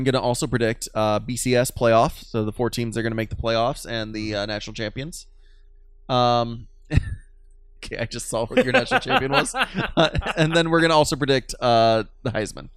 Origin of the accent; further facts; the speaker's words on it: Michigan, United States; I am from Michigan